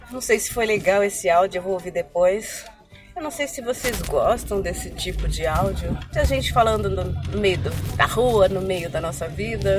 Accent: ABC Paulista, São Paulo, Brazil; eu sou da BC, que são cidades vizinhas

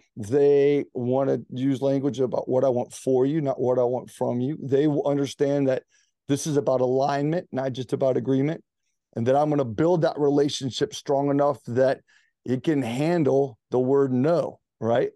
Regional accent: Greenville, South Carolina, United States; moved away as an adult; also born or lived in Charleston, South Carolina; now in Charlotte, United States; I was from Greenville, South Carolina, the upstate

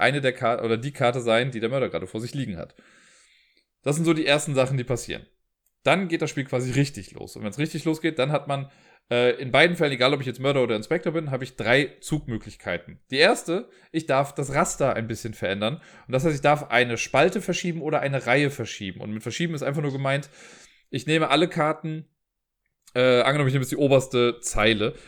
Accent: Cologne, North Rhine-Westphalia, Germany; accent: Kölsch; mit meinem Kölschen Akzent

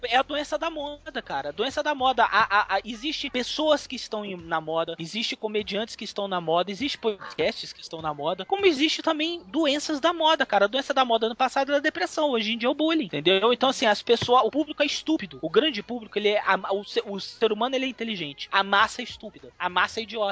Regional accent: Brazil; Eu também sou brasileiro.

